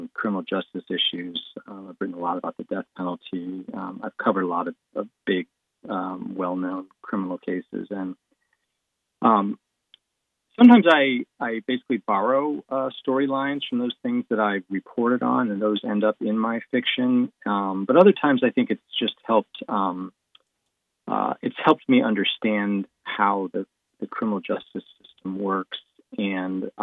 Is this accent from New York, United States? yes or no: yes; Finger Lakes, upstate New York, United States; moved away as an adult; now in Columbus, United States; I grew up in the Finger Lakes in upstate New York in an extremely rural area